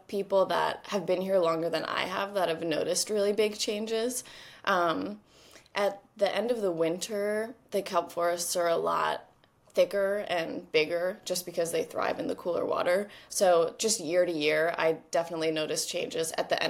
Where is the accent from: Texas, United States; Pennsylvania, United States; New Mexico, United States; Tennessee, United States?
Pennsylvania, United States; also born or lived in New Jersey; now in Southern California, United States; Well, right now I'm based in Southern California. I'm originally from the East Coast. I grew up in Pennsylvania and spent a lot of time in New Jersey as well. But right now I'm in Southern California